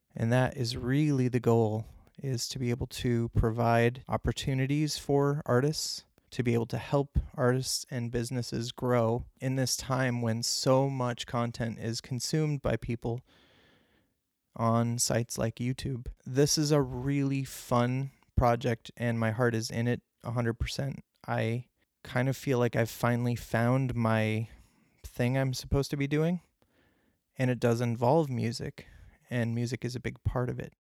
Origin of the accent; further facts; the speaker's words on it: Clarence, New York, United States; I grew up near Buffalo, New York, uh, in Clarence, New York, Clarence Center to be specific